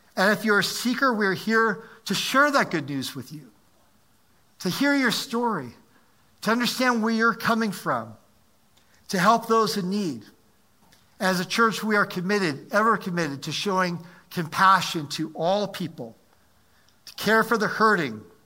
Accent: United States; also born or lived in Maryland; I'm an American

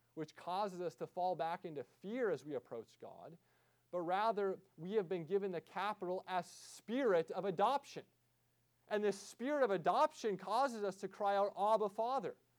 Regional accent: United States; especially as American Christians

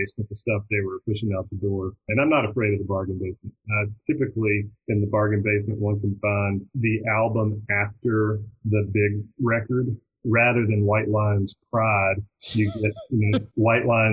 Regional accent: Shreveport, Louisiana, United States; moved away; also born or lived in Austin; I grew up in Shreveport, Louisiana.

